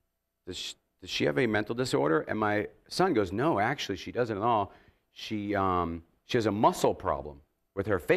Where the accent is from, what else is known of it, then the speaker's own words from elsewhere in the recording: Massachusetts, United States; I was born in Massachusetts, and I've been a Boston sports fan my whole life.